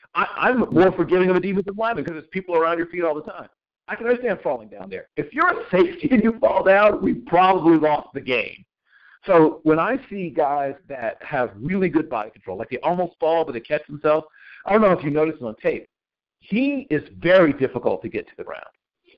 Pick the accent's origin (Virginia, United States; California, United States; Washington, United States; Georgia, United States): Virginia, United States; Virginia Beach; I'm from that part of the country. I grew up in Virginia mm-hmm. Beach and off of Virginia.